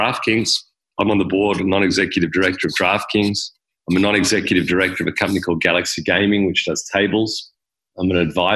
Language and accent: English; Sydney, New South Wales, Australia; moved away as an adult; now in Las Vegas, United States; I was born and raised in Australia, in Sydney